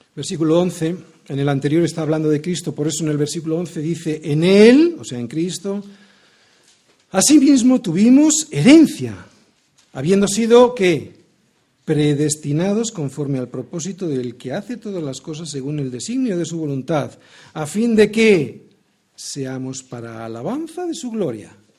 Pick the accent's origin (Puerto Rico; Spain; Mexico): Spain; Yo como ciudadano español